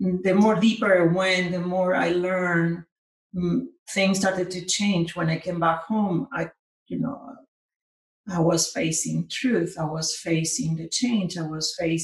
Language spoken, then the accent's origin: English; Argentina; moved away; also born or lived in California; And I'm originally from Argentina